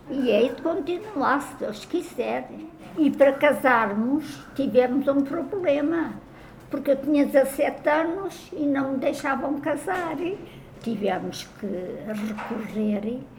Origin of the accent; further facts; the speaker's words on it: Portugal; moved away; also born or lived in Alcântara, Lisbon; como os meus papéis gostavam muito da vida da minha terra, só a minha terra Ribatua